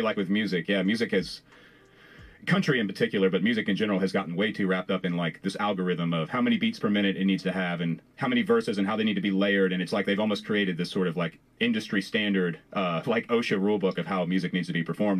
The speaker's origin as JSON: {"language": "English", "town": "Farmville", "region": "Virginia", "country": "United States", "said": "i am from Farmville, which is technically Piedmont."}